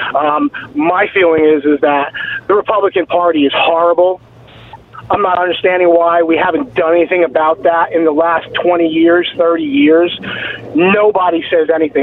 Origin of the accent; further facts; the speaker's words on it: New Jersey, United States; now in Virginia, United States; I grew up in New Jersey